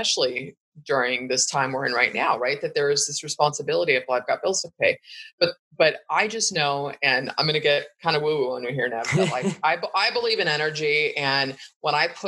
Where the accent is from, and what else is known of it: Bay Area, Northern California, United States; born or raised there